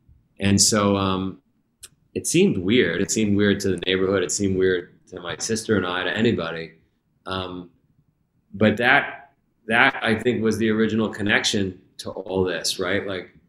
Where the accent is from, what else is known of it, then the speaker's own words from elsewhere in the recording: New York, United States; I grew up, if you ever saw the movie Goodfellas, I grew up in Ground Zero for that.